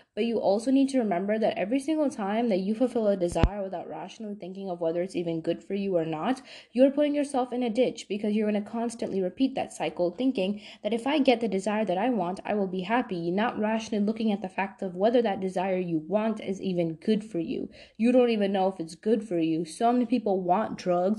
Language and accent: English; New York, United States; moved away; I'm from New York